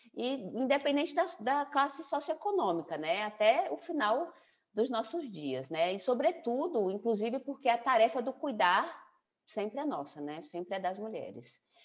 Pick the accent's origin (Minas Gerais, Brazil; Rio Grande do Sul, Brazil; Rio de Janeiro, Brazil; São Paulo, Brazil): São Paulo, Brazil; now in João Pessoa, Brazil; eu estou em João Pessoa, então meus pais são, são paraibanos, nasci em São Paulo